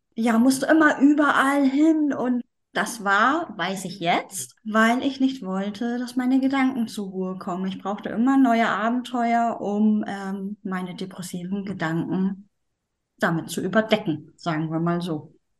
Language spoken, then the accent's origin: German; Schleswig-Holstein, Germany; Ich komme aus Norddeutschland, aus dem schönen Schleswig-Holstein